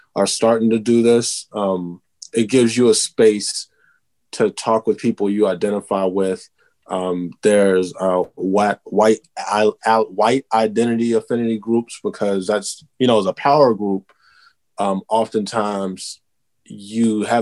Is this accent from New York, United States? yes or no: no; Texas, United States; I'm originally from Texas